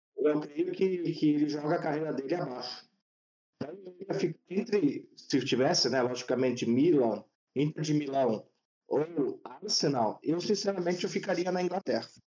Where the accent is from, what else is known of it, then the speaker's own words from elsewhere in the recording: Brazil; sou brasileiro